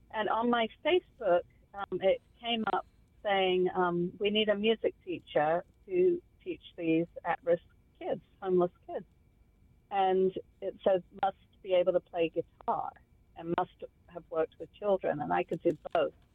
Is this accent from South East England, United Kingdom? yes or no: yes; Kent, South East England, United Kingdom; moved away as an adult; I came from England, from the southeast of London, about an hour southeast, from the county of Kent. And funnily enough, the first road that I grew up on was called Garlinge Road